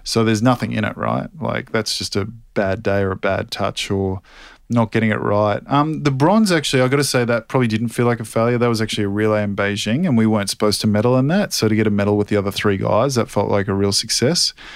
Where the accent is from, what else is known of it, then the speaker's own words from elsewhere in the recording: Australia; in Sydney in front of my home country